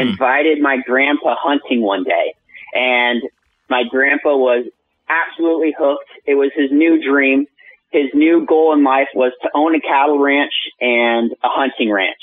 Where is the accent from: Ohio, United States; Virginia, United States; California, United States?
California, United States; Central; also born or lived in Bay Area; I'm from Central California.